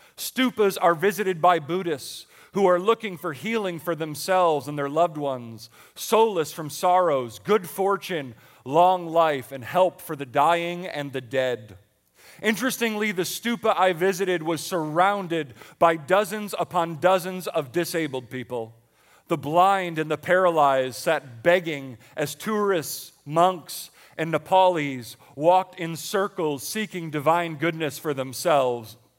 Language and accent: English; Buffalo, New York, United States; moved away; I grew up in Buffalo, New York